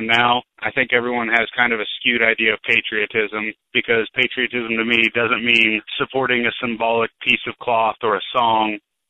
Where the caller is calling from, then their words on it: Seattle, Washington, United States; I'm calling from Seattle, Washington. I'm a veteran.